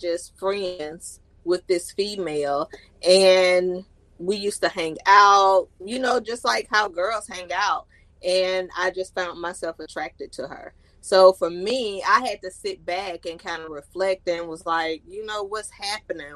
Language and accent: English; Birmingham, Alabama, United States; also born or lived in Huntsville, Alabama; I was born and raised in Birmingham, Alabama, and I moved to Huntsville back in 96